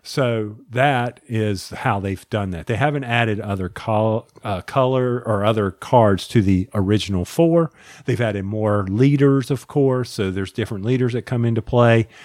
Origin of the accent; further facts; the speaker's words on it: the South, United States; accent: Southern; my Southern accent